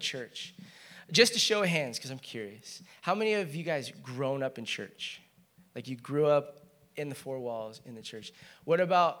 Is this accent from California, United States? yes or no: yes; Chino, California, United States; I grew up in Chino.